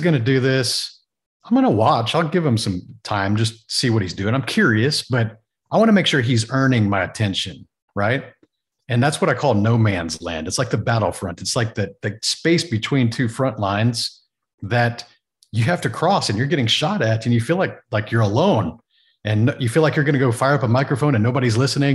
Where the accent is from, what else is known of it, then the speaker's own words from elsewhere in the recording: Texas, United States; growing up in Texas